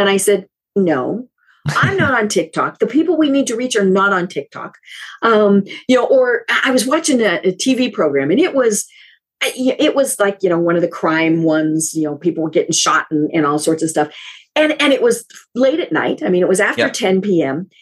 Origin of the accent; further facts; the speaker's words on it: Colorado, United States; I'm from Colorado, where Coors beer is